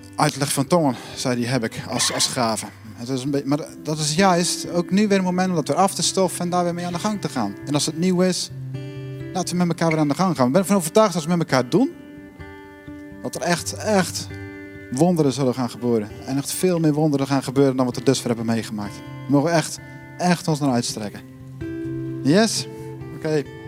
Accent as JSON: {"language": "Dutch", "country": "Netherlands", "said": "ik ben ook Nederlander"}